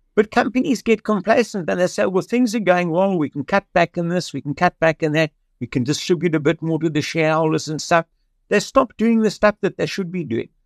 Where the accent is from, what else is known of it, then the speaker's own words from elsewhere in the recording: Cape Town, Western Cape, South Africa; I was born in Cape Town in 1953